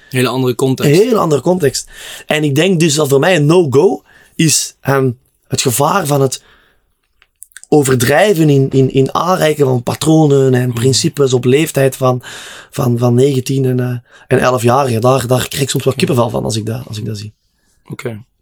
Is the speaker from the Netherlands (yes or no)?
yes; Netherlands; ik, als Nederlander, ja.